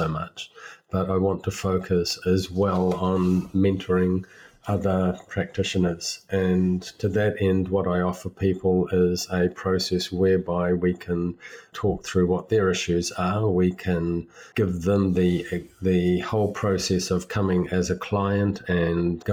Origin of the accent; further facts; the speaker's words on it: England, United Kingdom; I was born in England